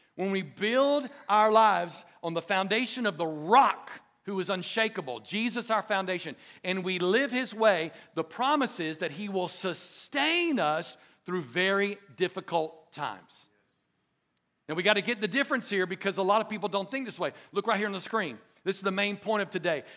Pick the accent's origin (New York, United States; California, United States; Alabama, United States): Alabama, United States; Dothan; I grew up in Dothan, Alabama